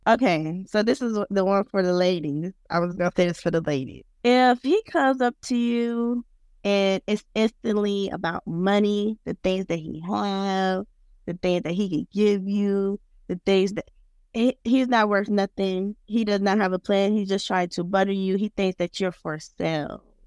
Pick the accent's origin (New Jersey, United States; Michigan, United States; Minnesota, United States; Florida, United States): Florida, United States; Pompano Beach; moved away as an adult; now in Tallahassee, United States; I'm originally from Pompano Beach, Florida, which is located in Broward County, Florida